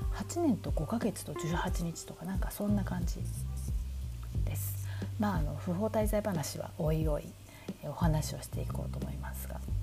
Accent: Tokyo, Japan; moved away as an adult; also born or lived in Kyoto / Nagoya / Osaka; now in New York, United States; 京都生まれの東京育ちだというふうに

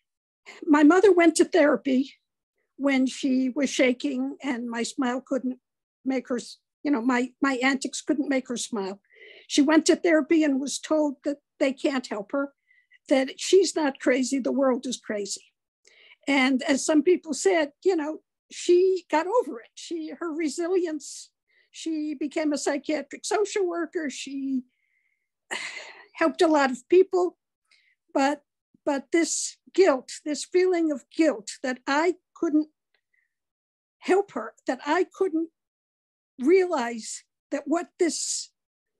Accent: United States; I was raised in America

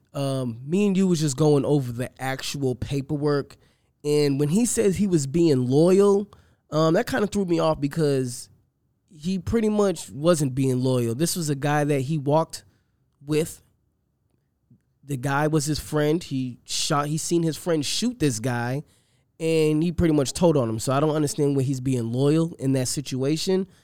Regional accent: Boston, Massachusetts, United States; I grew up in Boston.

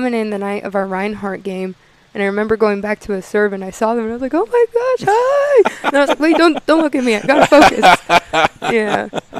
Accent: Clinton, Utah, United States; moved away as an adult; also born or lived in Wyoming; now in Bluefield, United States; I'm from Clinton, Utah. It's like, I would say, 30 minutes from Salt Lake City.

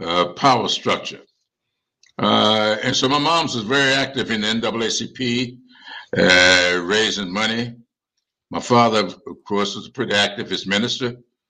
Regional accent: Sumter, South Carolina, United States; also born or lived in Charleston, South Carolina; now in Columbia, United States; when I was a kid growing up in Sumter

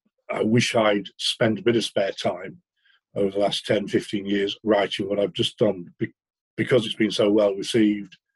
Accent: Settle, Yorkshire and the Humber, United Kingdom; also born or lived in Harpenden; now in Doncaster, United Kingdom; we moved up to the Yorkshire Dales when I was about six or seven

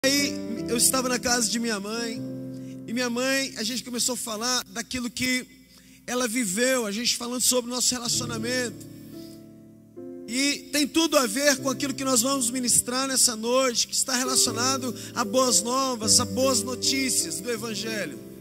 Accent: Brasília, Federal District, Brazil; sou de Brasília

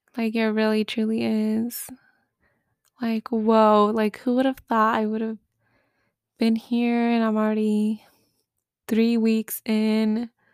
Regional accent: United States; moved away as an adult; I'm the American

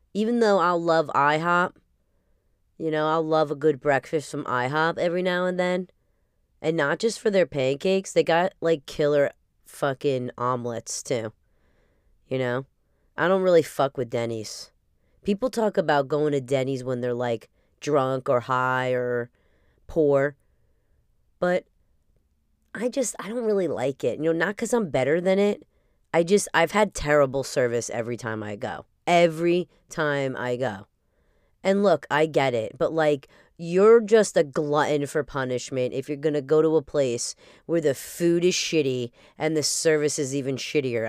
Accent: New Jersey, United States; for my upbringing here

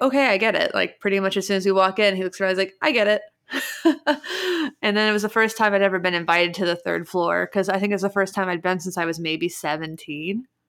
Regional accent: Cincinnati, Ohio, United States; moved away; also born or lived in Seattle; I'm from Cincinnati, and I grew up going to a place called Mike's Music in downtown Cincinnati

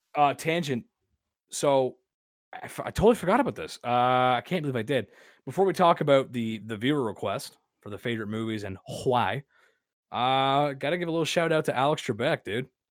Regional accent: Canada; accent: Canadian; I'm from ru, rural Canada

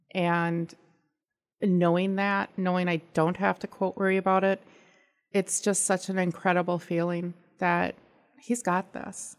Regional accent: California, United States; moved away; I am from California

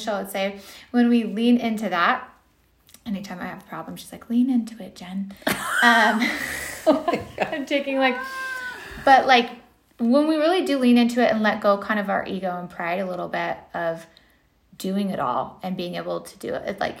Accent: California, United States; moved away; I'm from California originally

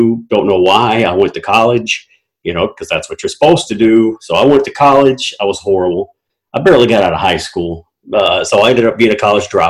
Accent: Durham, North Carolina, United States; born there; also born or lived in Killeen, Texas / Germany; But so I was born in North Carolina, Durham, North Carolina, Duke Hospital. Lived there for about 6 months of my life. It's a military brat, so we moved to Killeen in Texas.

